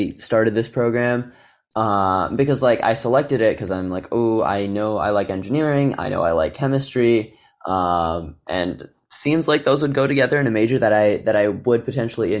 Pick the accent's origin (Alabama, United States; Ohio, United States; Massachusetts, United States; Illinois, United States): Illinois, United States; Naperville; I'm from a suburb of Chicago, Naperville, Illinois.